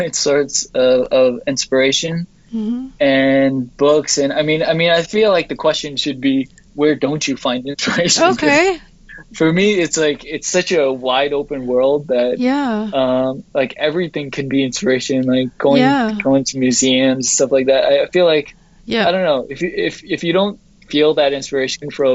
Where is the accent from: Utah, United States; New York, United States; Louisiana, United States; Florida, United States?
New York, United States; growing up in New York